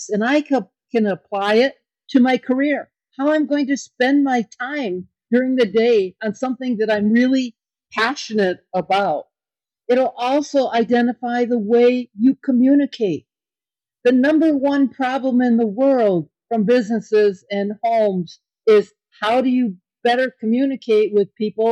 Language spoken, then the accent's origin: English; Kenosha, Wisconsin, United States; born or raised there